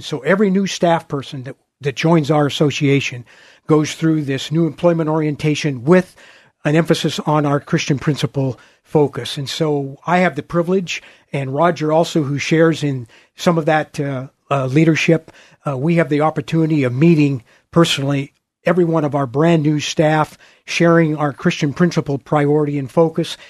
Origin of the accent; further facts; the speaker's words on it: Portland, Oregon, United States; also born or lived in New York City, United States; I, uh, grew up on a farm, uh, just, uh, uh, in West Portland, uh, kind of in the Bethany, West Union area